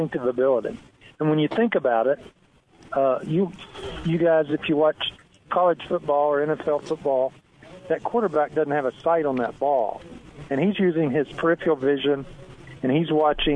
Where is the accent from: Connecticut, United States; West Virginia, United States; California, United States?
West Virginia, United States; now in Texas, United States; I was raised, before we moved to Texas, I was raised in West Virginia, and my family were all mountain people